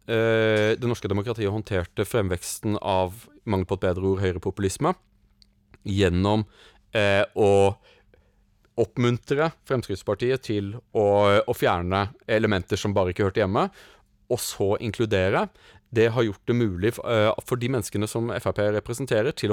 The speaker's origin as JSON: {"language": "Norwegian", "country": "Germany", "said": "Vi er spesielt onde som tyskere, og at vi må hele tiden vokte oss selv."}